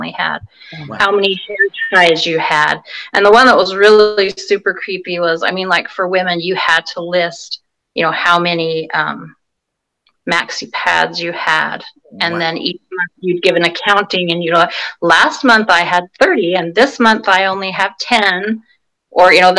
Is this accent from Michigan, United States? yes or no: no; Salt Lake Valley, Utah, United States; also born or lived in California; now in Vancouver, Washington, United States; I grew up in the Salt Lake Valley